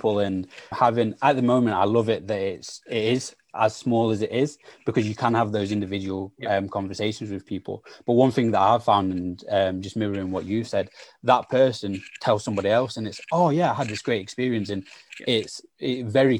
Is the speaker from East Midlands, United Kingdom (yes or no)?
no; Sheffield, Yorkshire and the Humber, United Kingdom; also born or lived in South London; I'm from Sheffield, and yes, I've grown up in, again, one of the poorest parts of Sheffield